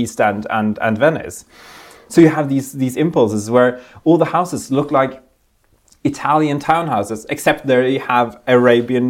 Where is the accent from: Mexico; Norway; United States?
Norway; I grew up in Norway, in Europe